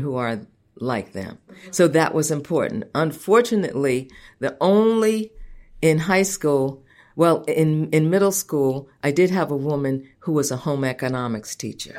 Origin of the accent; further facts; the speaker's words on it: Long Island, New York, United States; I grew up out on Long Island